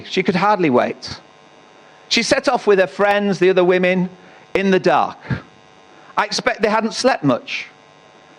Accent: Northallerton, Yorkshire and the Humber, United Kingdom; I was in Tesco's in North Allerton, my hometown

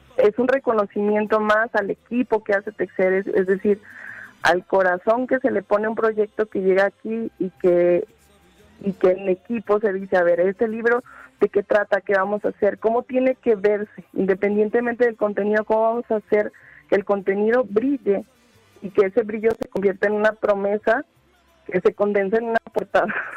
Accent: Zacatecas, Mexico; moved away as an adult; en realidad soy de Zacatecas y me había ido. Me fui a, pues, formarme

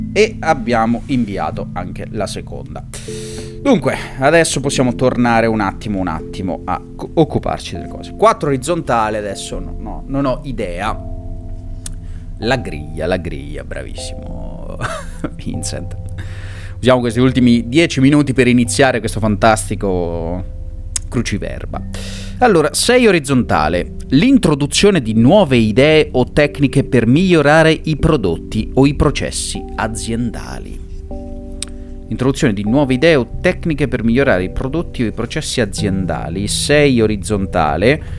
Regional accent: Montefalcone Appennino, Marche, Italy; gloria al mio paesino natale

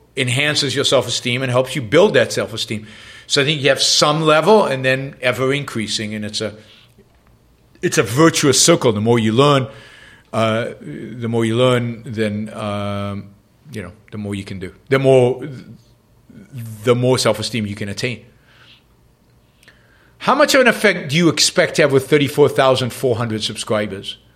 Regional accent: Israel; first language English and Hebrew; moved away; also born or lived in London; I grew up with two languages, English and Hebrew. My parents spoke English at home. I spoke Hebrew outside of the house

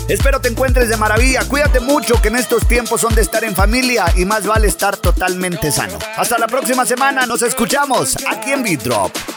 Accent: Chihuahua, Mexico; Yo soy de Chihuahua

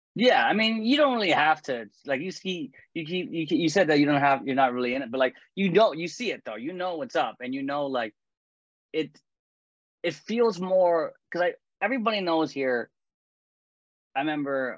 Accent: Canada; I'm Canadian

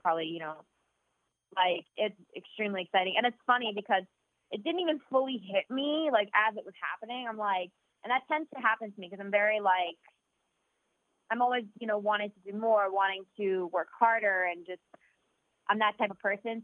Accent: New Jersey, United States; my bedroom where I grew up in South Jersey

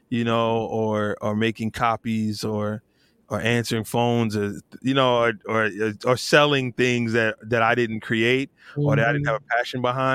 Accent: New Jersey, United States; I'm from New Jersey, but my whole family's from North Carolina.

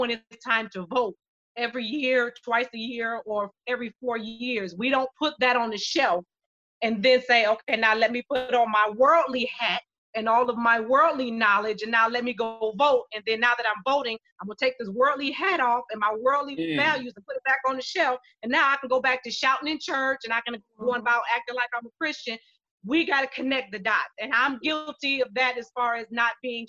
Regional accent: Shaker Heights, Ohio, United States; I grew up in Shaker

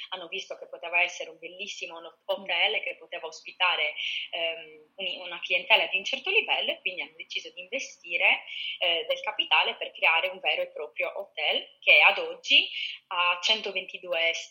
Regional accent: Sardinia, Italy; ma soprattutto in Sardegna ce l'abbiamo, io penso che ce l'abbiamo proprio nel, nel sangue, essere ospitali

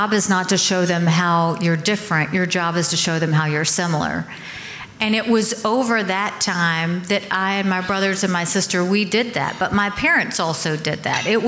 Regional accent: Bamberg, South Carolina, United States; I was born in South Carolina

